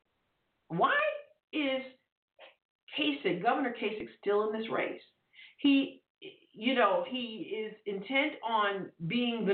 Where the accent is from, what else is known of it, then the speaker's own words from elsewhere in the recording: New York, United States; moved away; I'm a New Yorker originally, native New Yorker